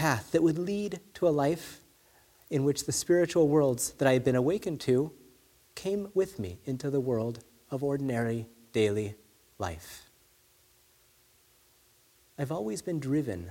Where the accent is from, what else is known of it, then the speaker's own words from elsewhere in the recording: California, United States; now in Phoenix, United States; I grew up in California